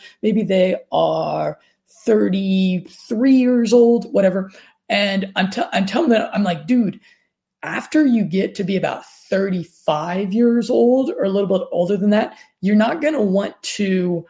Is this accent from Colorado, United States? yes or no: yes; Denver, Colorado, United States; moved away; friends of mine that I grew up with there in Denver, Colorado